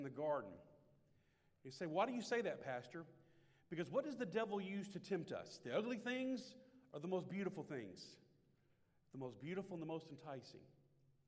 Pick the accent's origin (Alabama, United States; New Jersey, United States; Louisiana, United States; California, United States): Louisiana, United States; Shreveport; Shreveport, Louisiana. My hometown.